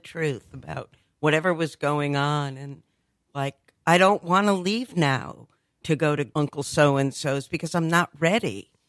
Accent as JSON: {"language": "English", "region": "New Jersey", "country": "United States", "tie": "born or raised there", "said": "On the Jersey Shore."}